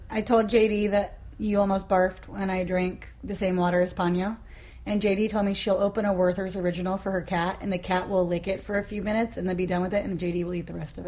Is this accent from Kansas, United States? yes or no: yes; Kansas, United States; now in Portland, United States; I don't want to feel homeless in my hometown.